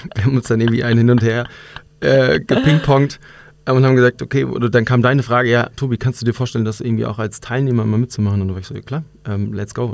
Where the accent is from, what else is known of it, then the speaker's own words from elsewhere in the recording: North Rhine-Westphalia, Germany; moved away as an adult; now in Munich, Germany; ich bin eigentlich in NRW groß geworden